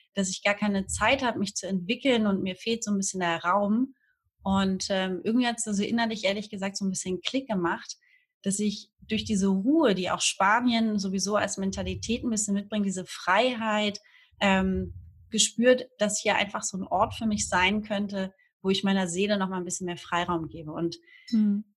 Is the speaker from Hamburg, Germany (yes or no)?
yes; Hamburg, Germany; moved away as an adult; now in Fuerteventura, Spain; Ich komme eigentlich aus dem wundervollen Norddeutschland, aus Hamburg